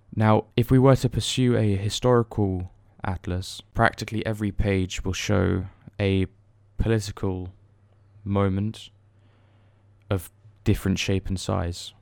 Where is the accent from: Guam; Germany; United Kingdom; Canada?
Germany; moved away; me being born and raised there. Well, to a certain extent, I was raised there, not all my life.